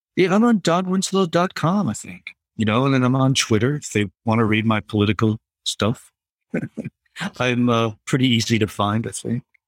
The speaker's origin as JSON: {"language": "English", "town": "Providence", "region": "Rhode Island", "country": "United States", "tie": "born or raised there", "also_born_or_lived": "Riverton, Connecticut", "moved": "yes", "said": "my hometown"}